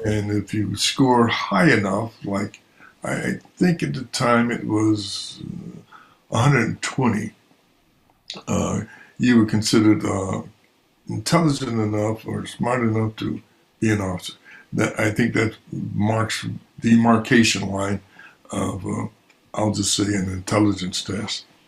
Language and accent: English; Buffalo, New York, United States; growing up in Buffalo was uh, eh, it was a it was it was an adventure.